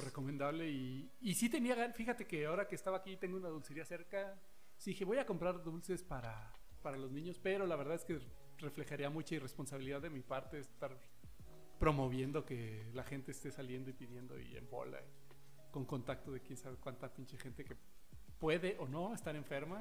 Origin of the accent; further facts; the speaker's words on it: Mexico; yo soy un mexicano